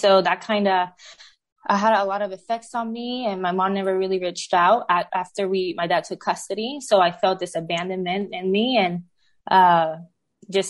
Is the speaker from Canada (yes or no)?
no; Puerto Rico; now in Oklahoma City, United States; I was born and raised in Puerto Rico by a single mom